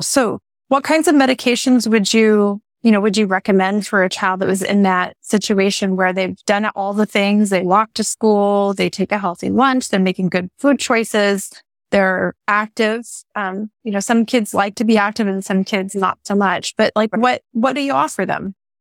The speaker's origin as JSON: {"language": "English", "region": "Hawaii", "country": "United States", "tie": "born or raised there", "moved": "yes", "lives_now": "Oregon, United States", "said": "I grew up in Hawaii"}